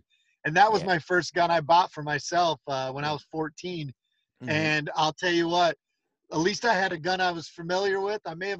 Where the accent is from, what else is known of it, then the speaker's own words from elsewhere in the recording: Hawaii, United States; also born or lived in Philippines / Panama / Argentina; So I was born and raised in Hawaii. We lived in the Philippines, Panama, and then I was a missionary for my church in Argentina.